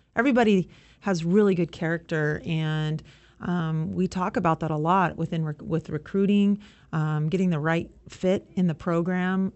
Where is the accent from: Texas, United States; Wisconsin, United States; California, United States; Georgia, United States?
California, United States; Southern; I grew up in Southern California